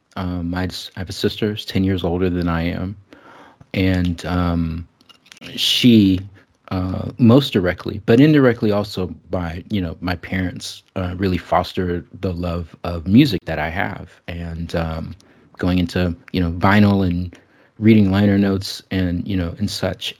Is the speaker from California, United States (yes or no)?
yes; Bay Area, California, United States; I grew up in the Bay Area